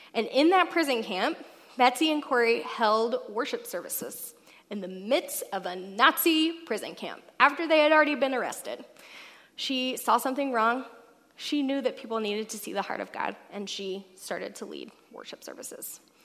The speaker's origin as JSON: {"language": "English", "region": "Alabama", "country": "United States", "moved": "yes", "lives_now": "Seattle, United States", "said": "I'm from Alabama"}